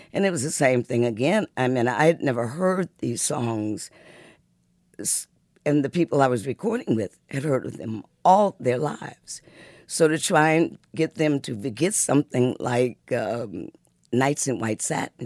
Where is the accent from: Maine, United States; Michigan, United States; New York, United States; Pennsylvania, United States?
Michigan, United States; Muskegon; also born or lived in Detroit, Michigan; before we came to Detroit, I was born in Muskegon, Michigan